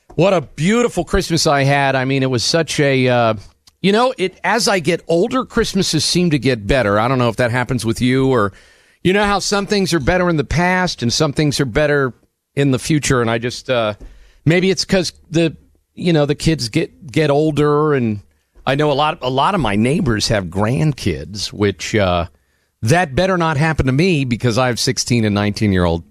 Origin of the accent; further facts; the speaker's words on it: New Jersey, United States; born in Jersey